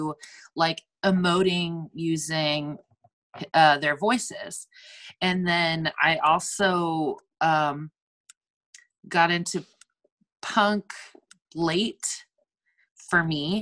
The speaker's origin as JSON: {"language": "English", "town": "Napa", "region": "California", "country": "United States", "tie": "born or raised there", "moved": "as an adult", "lives_now": "Portland, United States", "said": "my hometown in Napa, it was just like boring, nothing"}